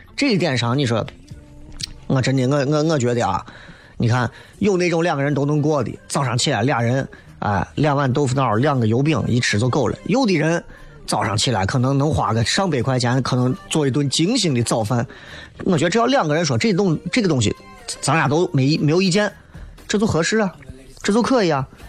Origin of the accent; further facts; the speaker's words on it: China; 咱是中国人